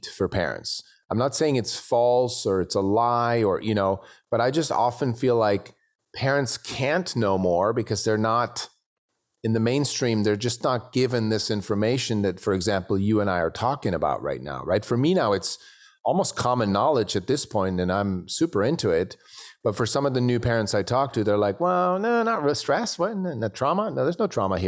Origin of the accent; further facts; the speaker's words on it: Switzerland; now in United States; I'm from Switzerland originally